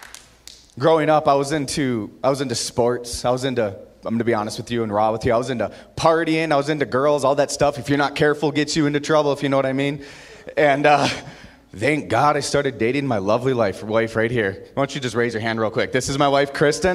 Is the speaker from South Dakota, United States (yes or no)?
yes; Aberdeen, South Dakota, United States; now in Utah, United States; I grew up in Aberdeen, South Dakota